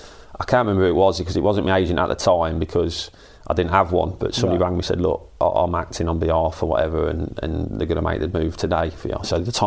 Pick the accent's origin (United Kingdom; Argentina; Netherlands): United Kingdom; Hinckley, East Midlands; I travelled up on the bus with my dad when I was a kid from Hinckley all the way up to Anfield